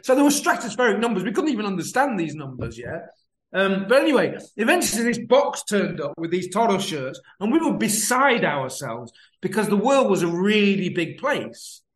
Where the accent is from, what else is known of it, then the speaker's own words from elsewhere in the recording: Lincoln, East Midlands, United Kingdom; I'm from Lincoln